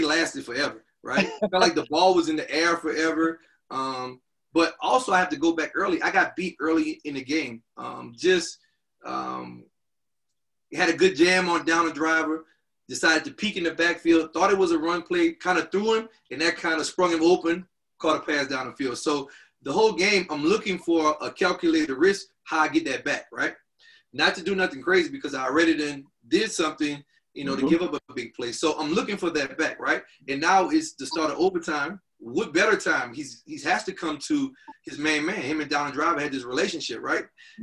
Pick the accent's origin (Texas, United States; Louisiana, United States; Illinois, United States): Louisiana, United States; moved away; I'm from Louisiana. I played volleyball in Louisiana